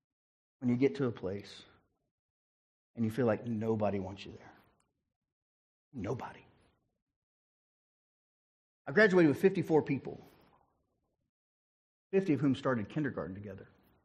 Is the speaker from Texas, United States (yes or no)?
no; Ringling, Oklahoma, United States; also born or lived in Prattville / Bartlesville / Guthrie / Fairview; And so I was born in Ringling, Oklahoma, outside. It's a suburb of Ardmore. And then from there, we moved to Prattville, which was a suburb of Sand Springs, which is a suburb of Tulsa.